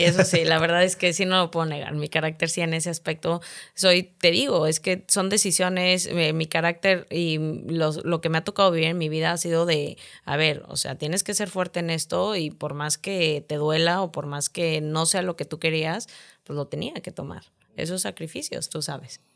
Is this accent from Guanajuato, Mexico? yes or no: no; San Luis Potosí, Mexico; moved away as an adult; also born or lived in United States; now in Monterrey, Mexico; yo soy de San Luis Potosí. Eh, terminé, pues, ahora sí que primaria, secundaria y prepa